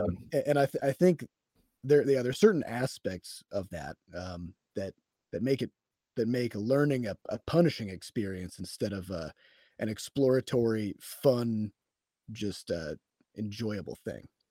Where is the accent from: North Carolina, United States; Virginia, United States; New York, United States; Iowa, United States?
Iowa, United States; I'm from Iowa